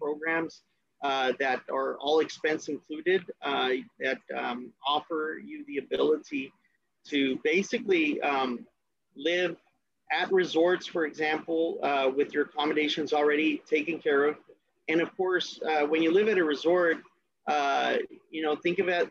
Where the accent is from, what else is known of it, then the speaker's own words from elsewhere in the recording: Brownsville, Texas, United States; also born or lived in Dallas-Fort Worth, Texas; I was born and raised in Brownsville, Texas